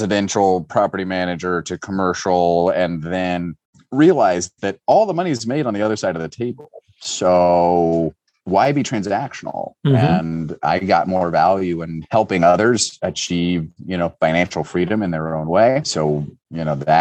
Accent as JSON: {"language": "English", "town": "Cincinnati", "region": "Ohio", "country": "United States", "said": "I'm from Cincinnati"}